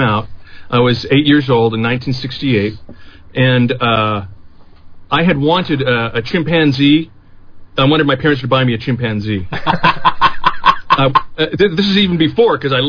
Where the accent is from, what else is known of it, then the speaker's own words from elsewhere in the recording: Morgan Hill, California, United States; moved away as an adult; also born or lived in San Francisco, California / San Jose, California; now in Los Angeles, United States; Born in San Francisco, spent, you know, most of my early life in Morgan Hill, California